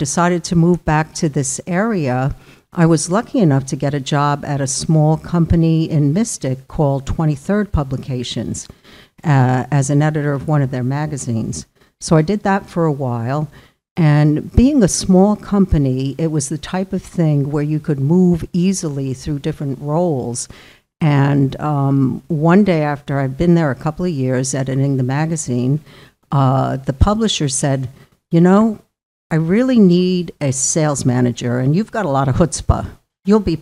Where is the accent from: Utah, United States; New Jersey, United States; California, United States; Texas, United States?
New Jersey, United States; Clifton; moved away as an adult; also born or lived in Purchase, New York / Phoenix, Arizona; now in Westerly, United States; I grew up in Northeast New Jersey in a town called Clifton